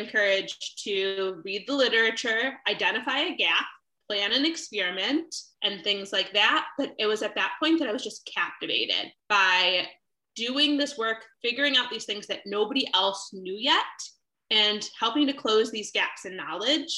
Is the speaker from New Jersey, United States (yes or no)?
no; Chicago, Illinois, United States; I grew up mostly in Chicago